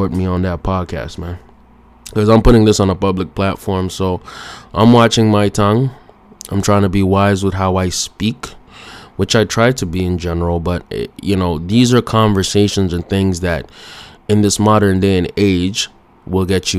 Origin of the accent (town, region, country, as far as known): Canada